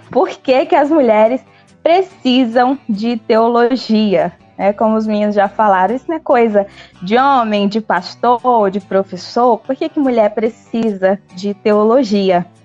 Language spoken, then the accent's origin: Portuguese; Nova Russas, Ceará, Brazil; moved away as an adult; now in Uruaçu, Brazil; Eu sou filha de Nova Russas, né? Então, meu sotaque é conhecido, mas moro já há 10 anos em Goiás e há cerca de quatro anos nós estamos servindo a Deus aqui em Uruaçu, fica no norte de Goiás.